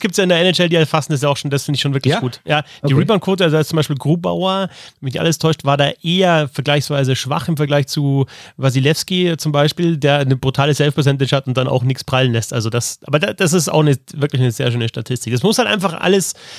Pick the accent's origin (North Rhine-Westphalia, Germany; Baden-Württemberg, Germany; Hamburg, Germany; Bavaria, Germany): Bavaria, Germany; Hausham; in meiner Kindheit und Jugend auf dem Eisplatz in Haus, an diesem Ort